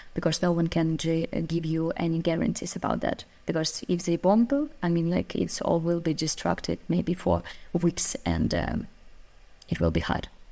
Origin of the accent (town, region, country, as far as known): Ukraine